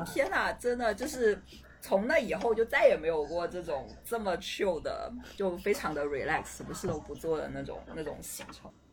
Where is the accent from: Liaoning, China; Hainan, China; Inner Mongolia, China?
Hainan, China; accent: Hainan accent; 我是一个海南人，就是我这个可能是海南腔吧